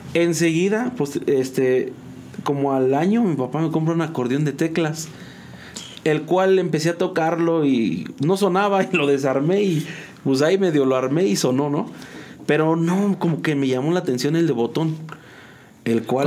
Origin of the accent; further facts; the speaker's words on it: San Juan del Río, Querétaro, Mexico; yo soy originario de aquí de San Juan del Río. Este, aquí nací